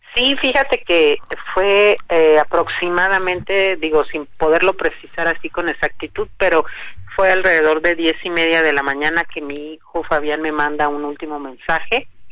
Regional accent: Mexico; yo le pido como mexicana

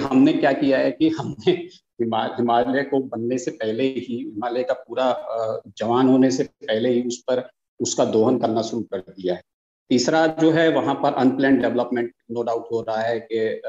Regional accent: Uttarakhand, India; मैं उत्तराखंड का रहने वाला

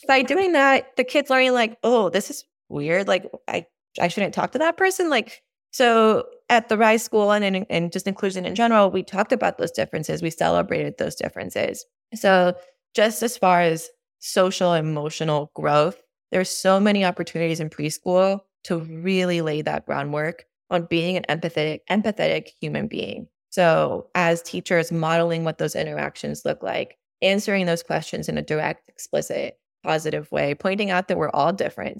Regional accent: Mexico; now in Austin, United States; I grew up in Mexico, which is probably, like, ten years behind us

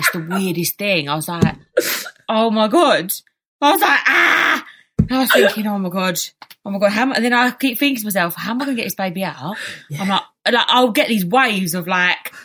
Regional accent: England, United Kingdom; we was born in England.

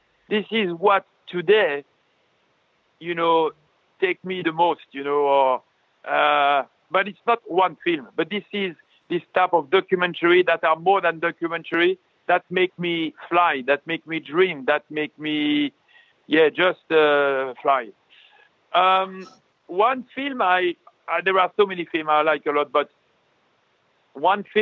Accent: France; I'm a French guy

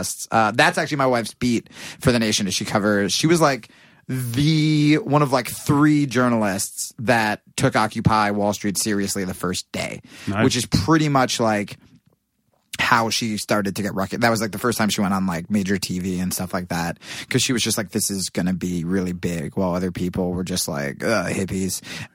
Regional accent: Pennington, New Jersey, United States; now in New York, United States; Pennington, New Jersey

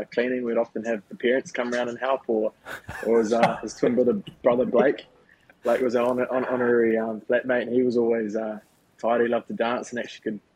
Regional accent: Papakura, Auckland, New Zealand; I've been really privileged, as Ross knows, growing up in Papakura

